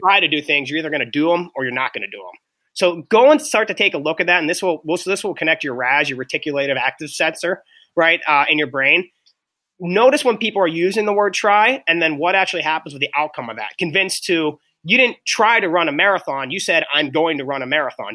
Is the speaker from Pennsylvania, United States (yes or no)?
yes; Pittsburgh, Pennsylvania, United States; I'm from Pittsburgh.